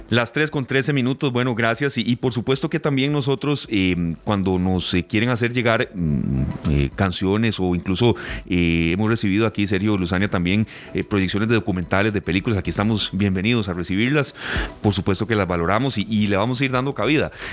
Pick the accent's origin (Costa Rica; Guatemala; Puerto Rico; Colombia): Costa Rica; uno de los lugares que más me ha gustado a mí eh, de estar en mi país es el Chirripó